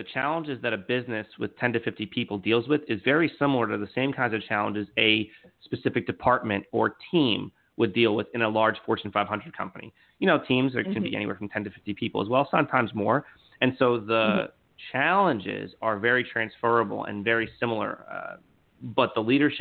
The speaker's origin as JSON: {"language": "English", "region": "New York", "country": "United States", "tie": "born or raised there", "also_born_or_lived": "Philadelphia / Los Angeles", "moved": "yes", "lives_now": "Orlando, United States", "said": "born and raised in New York"}